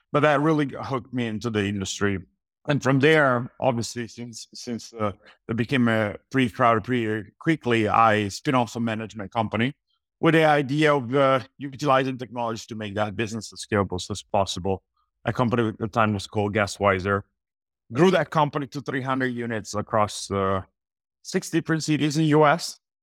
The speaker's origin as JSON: {"language": "English", "country": "Italy", "tie": "born or raised there", "also_born_or_lived": "Los Angeles, United States", "moved": "as an adult", "said": "I was born and raised in Italy."}